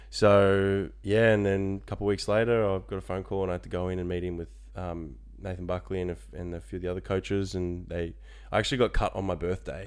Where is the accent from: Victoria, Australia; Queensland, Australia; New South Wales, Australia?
Victoria, Australia; Frankston; moved away as an adult; now in Orlando, United States; I grew up in Frankston, so I'm a local.